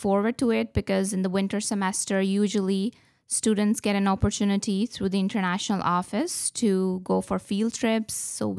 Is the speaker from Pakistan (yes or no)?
yes; Pakistan; also born or lived in Qatar; now in Corner Brook, California, United States; I'm from Pakistan. I'm coming from Qatar, a very hot country. I have been in Corner Brook since 2018